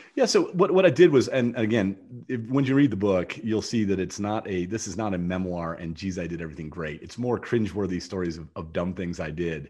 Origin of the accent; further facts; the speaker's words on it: Ohio, United States; moved away as an adult; also born or lived in Jackson; now in Austin, United States; I grew up in Ohio. I don't, I used to live in Ohio. So I've escaped Ohio, but I'm, i go between Austin and Jackson